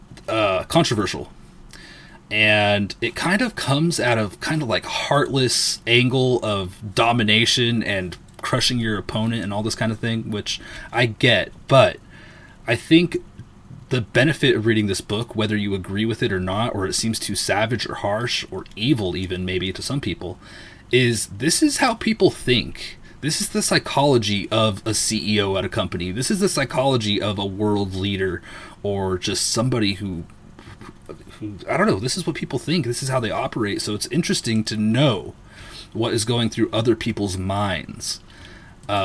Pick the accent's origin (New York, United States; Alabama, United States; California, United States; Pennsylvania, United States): California, United States; Southern; I was born in Southern California